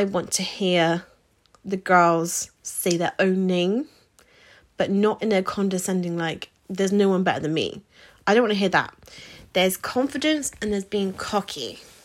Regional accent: United Kingdom; So we are British

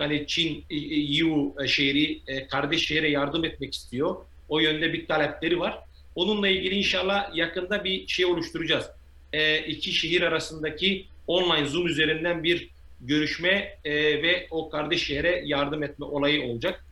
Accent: Midyat, Mardin, Turkey; also born or lived in England; now in China; Mardin Midyat doğumluyum

